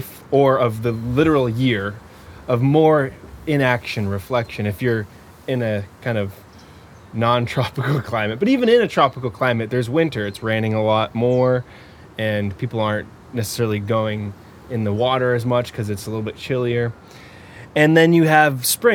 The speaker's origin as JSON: {"language": "English", "country": "United States", "said": "I'm also not from Hungary, so I'm American."}